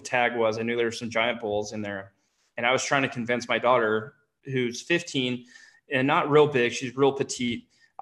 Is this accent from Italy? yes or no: no; Idaho, United States; I'm from Idaho